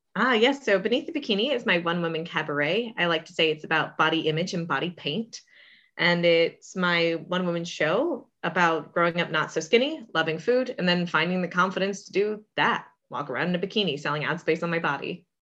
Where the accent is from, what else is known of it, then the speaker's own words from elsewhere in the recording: St. Petersburg, Florida, United States; also born or lived in Orlando; I was born in South Florida, but grew up in the Saint Pete, Clearwater area